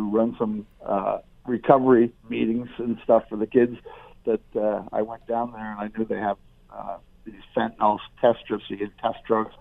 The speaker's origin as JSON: {"language": "English", "town": "Ottawa", "region": "Ontario", "country": "Canada", "tie": "born or raised there", "said": "I grew up in Ottawa"}